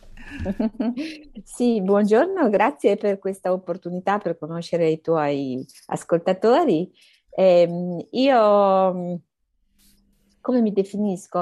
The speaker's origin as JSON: {"language": "Italian", "region": "Emilia-Romagna", "country": "Italy", "also_born_or_lived": "Bologna / Milan", "moved": "as an adult", "lives_now": "Rome, Italy", "said": "al momento abito a Roma, sono romagnola però"}